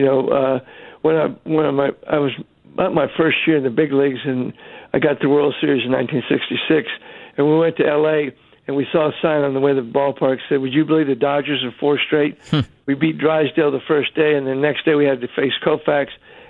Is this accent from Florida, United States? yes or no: no; Texas, United States; I always felt good about being a Texan.